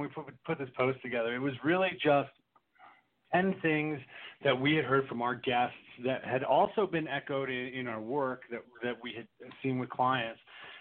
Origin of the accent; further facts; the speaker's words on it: East Coast, United States; I grew up on the East Coast